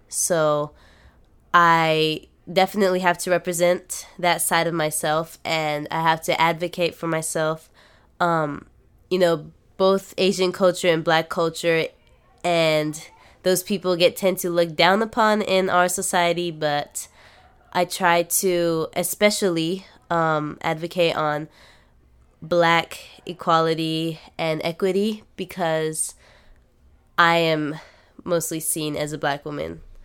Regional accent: Japan; also born or lived in United States; now in Los Angeles, United States; I grew up in Japan

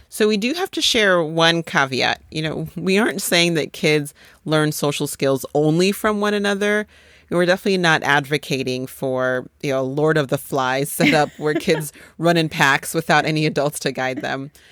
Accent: Boulder, Colorado, United States; also born or lived in Nigeria; we moved from Nigeria to Boulder, Colorado when I was five years old.

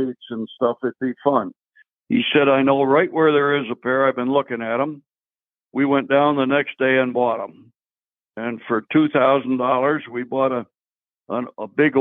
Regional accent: Nicholson, Pennsylvania, United States; also born or lived in Tunkhannock, Pennsylvania; I grew up in Nicholson, which is a little town about 13 miles from here

